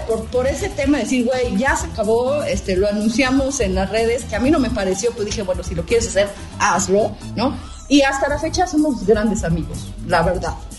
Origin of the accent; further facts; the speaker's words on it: Puebla, Mexico; aquí en Puebla, que somos conservadores con los chiles en nogada y somos conservadores con todo